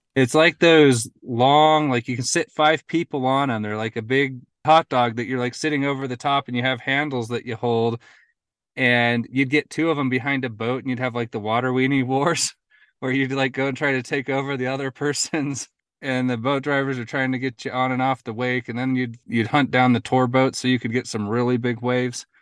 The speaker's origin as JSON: {"language": "English", "region": "Utah", "country": "United States", "tie": "born or raised there", "also_born_or_lived": "New Harmony, Utah", "said": "Grew up in Utah. Um, I grew up in Utah County, um, Wasatch Front, and then I currently live in southern Utah in New Harmony"}